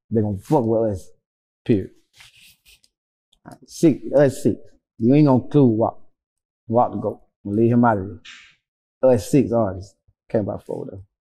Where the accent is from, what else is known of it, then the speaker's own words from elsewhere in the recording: Georgia, United States; I'm the only one that was that I'm from Georgia.